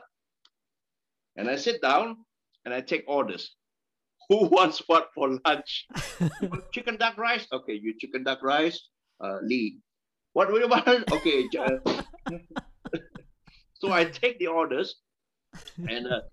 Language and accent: English; Malaysia; moved away as an adult; also born or lived in London; now in United Kingdom; I'm Malaysian. I came here to study.